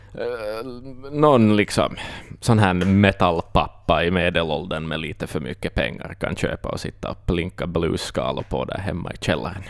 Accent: Finland; vi är finnar, vi är inte britter

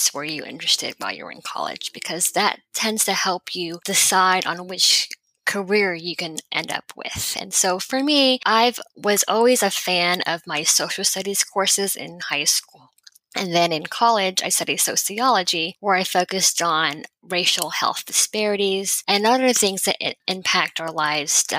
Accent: Houston, Texas, United States; also born or lived in California / Massachusetts; I grew up in Houston, Texas

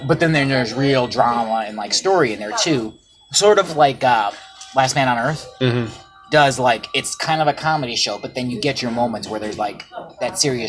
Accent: Madison, Ohio, United States; my hometown in Madison

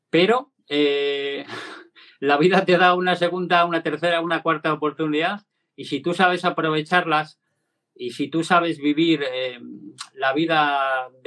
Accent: Cantabria, Spain; el que hice este verano que fui corriendo desde aquí a, mi pueblo natal, a Cantabria.

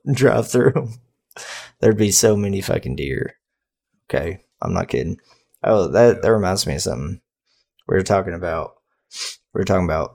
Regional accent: the South, United States; we're all from the South, obviously, listeners. We're from the South

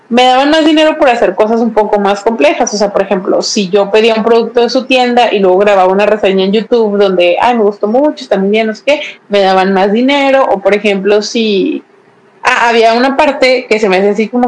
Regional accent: Mexico; me llegó súper bien, si soy de México, no se tardó

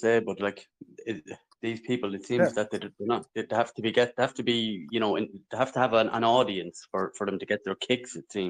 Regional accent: Ireland

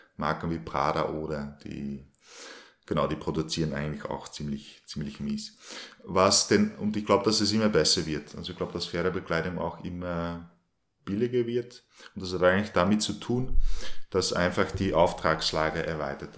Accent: Belgium; moved away as an adult; now in Linz, Austria; ich wohne in Linz, bin eigentlich gebürtiger Belgier und bin seit 2010 äh, also nach Österreich gekommen

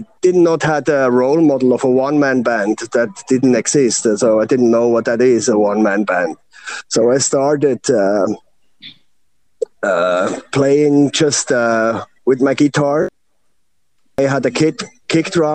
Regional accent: Bern, Switzerland; I'm born from Bern, Switzerland. It's a very small town, so there is no rock and roll culture

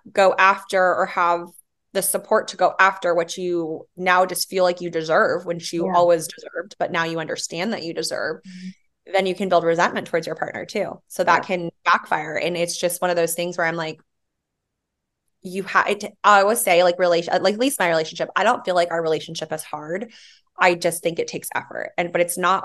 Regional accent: Yuma, Arizona, United States; also born or lived in Hawaii; We moved to Arizona for my dad's job. So I went from an island girl to a desert rat and lived in Yuma, Arizona

